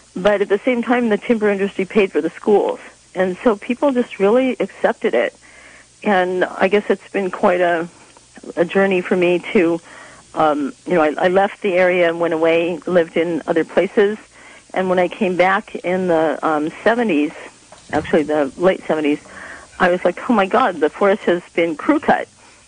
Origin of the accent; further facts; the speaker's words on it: Texas, United States; also born or lived in England / Iowa / Kansas / California; I was born in England and came to the States after World War II, right after it. And then we moved across the U.S. I grew up in Texas, Iowa, and Kansas, and my world was very flat and full of corn and wheat until we moved out to California